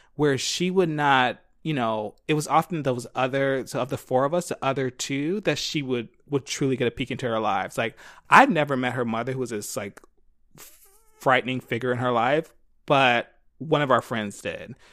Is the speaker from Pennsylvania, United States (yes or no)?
yes; Philadelphia, Pennsylvania, United States; I grew up in Philly